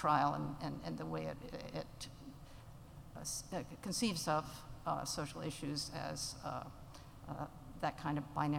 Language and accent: English; Uganda; So I grew up in Uganda, in pre-independence Uganda. My parents were anthropologists. I like to say I grew up in anthropology land.